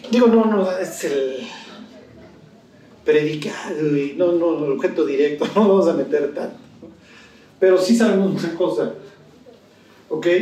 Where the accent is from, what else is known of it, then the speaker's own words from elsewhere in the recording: Spain; Yo soy español, porque es la niña, esta chica.